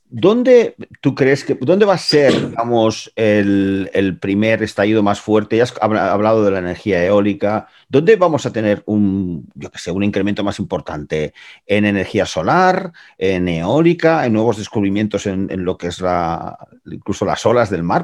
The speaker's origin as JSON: {"language": "Spanish", "area": "Gràcia", "region": "Catalonia", "country": "Spain", "said": "Para los que somos de Gracia"}